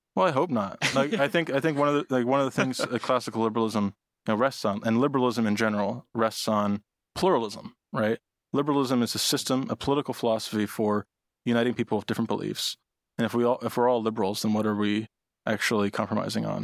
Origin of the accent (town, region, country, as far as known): Nova Scotia, Canada; moved away